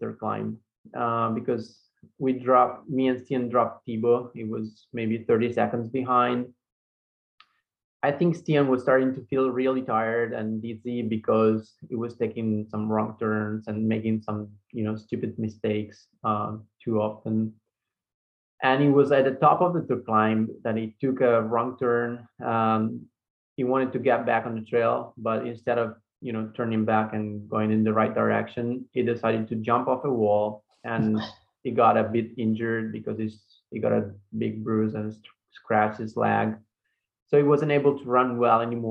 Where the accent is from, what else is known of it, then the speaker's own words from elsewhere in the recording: Italy; I'm from Italy